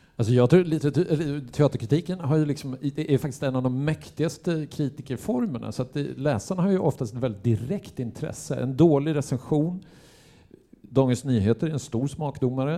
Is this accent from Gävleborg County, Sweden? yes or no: yes; Gävle, Gävleborg County, Sweden; jag är ju uppväxt i Gävle